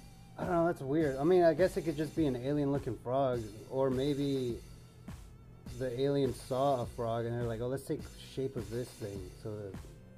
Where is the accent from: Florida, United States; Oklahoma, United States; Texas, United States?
Oklahoma, United States; born or raised there; moved away